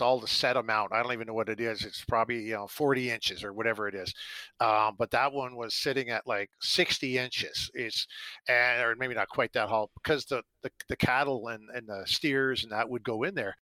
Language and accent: English; Canada; growing up in Canada